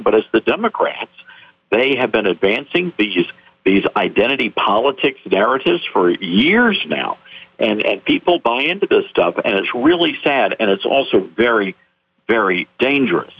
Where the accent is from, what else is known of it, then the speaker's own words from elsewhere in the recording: the South, United States; I'm a Southerner, and so I, you know, by birth